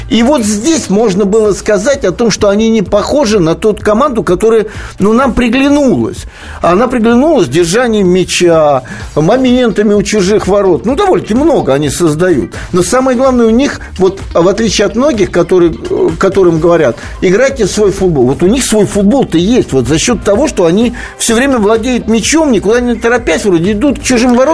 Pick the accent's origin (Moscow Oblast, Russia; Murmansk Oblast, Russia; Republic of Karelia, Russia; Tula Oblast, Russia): Tula Oblast, Russia; Tula; Я сам туляк, э, вырос в Туле